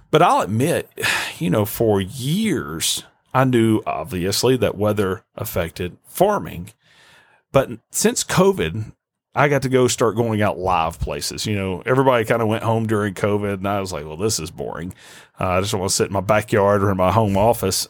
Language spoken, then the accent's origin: English; Nashville, Tennessee, United States; moved away as an adult; also born or lived in Arkansas; now in Jonesboro, United States; I grew up in Nashville.